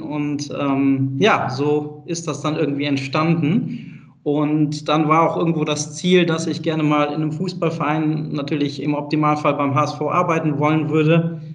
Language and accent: German; Bonn, North Rhine-Westphalia, Germany; Ich bin gebürtiger Bonner, also aus NRW